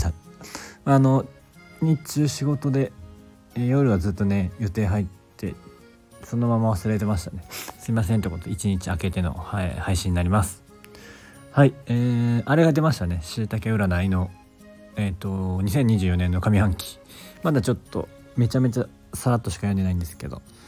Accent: Kobe, Hyogo, Japan; moved away as an adult; now in Awaji Island, Japan; 僕は出身神戸ですけど

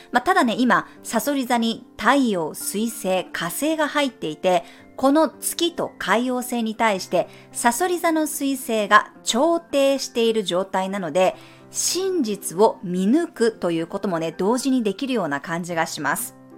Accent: Japan; moved away as an adult; 日本で育ってる

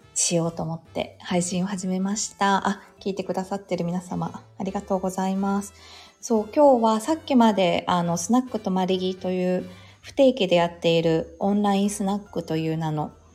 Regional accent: Yokohama, Kanagawa, Japan; 実家も横浜なので

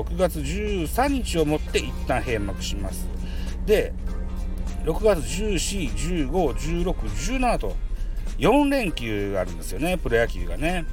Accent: Shimane, Japan; 島根県 出身でございます

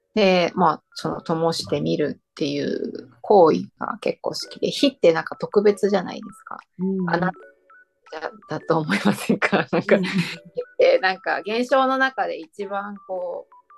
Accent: Fukaya, Saitama, Japan; moved away as an adult; now in Shiga, Japan; 私の地元の埼玉深谷市

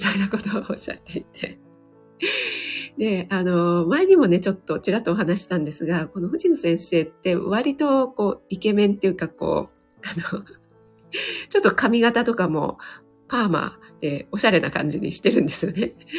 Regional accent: Kanto, Japan; 本当に雪に弱い関東人

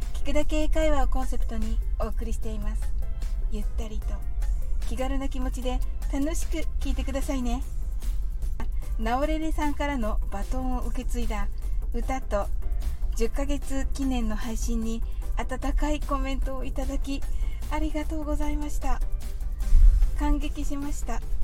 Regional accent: Japan; 私たち日本人

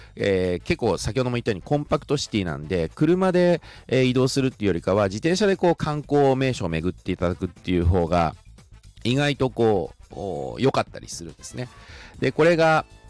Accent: Shizuoka, Japan; 普通に静岡で育ってきた

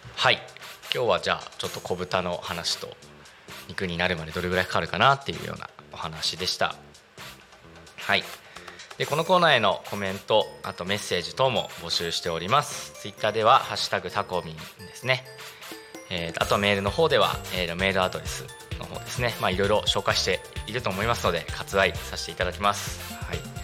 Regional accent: Narita, Chiba, Japan; 私の地元のですね成田市の、えーと、羽生地区っていうとこなんですけれども

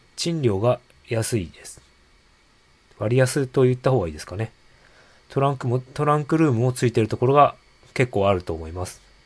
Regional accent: Hokkaido, Japan; now in Sapporo, Japan; 僕は北 海道出身ではありますが、実は札幌とは縁もゆかりもない人間なので

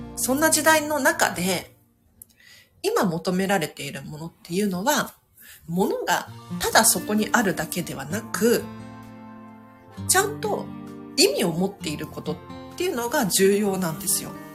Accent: Tokyo, Japan; 私なんかね東京生まれでマンション育ちでそんなに収納スペースないんですよ東京は

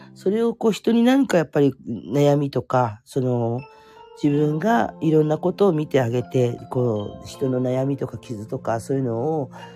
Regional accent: Fukuoka, Japan; moved away as an adult; also born or lived in Kanto; now in Oita, Japan; 福岡の生まれで

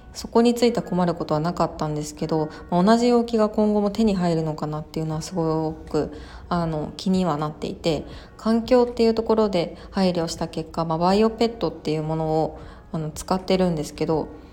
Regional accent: Kobe, Hyogo, Japan; 私の地元の兵庫県神戸市

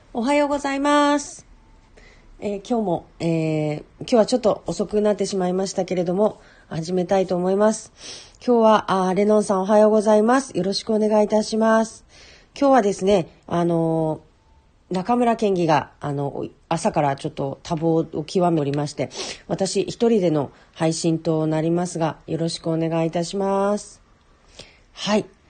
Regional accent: Hokkaido, Japan; 私北海道ですけど

